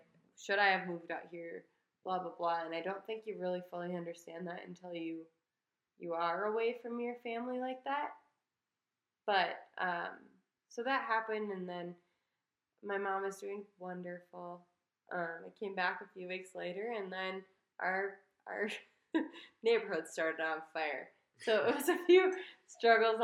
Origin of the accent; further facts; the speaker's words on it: Midwest, United States; moved away; We're from the Midwest. We didn't have, like, fire wasn't a huge, like, natural disaster there.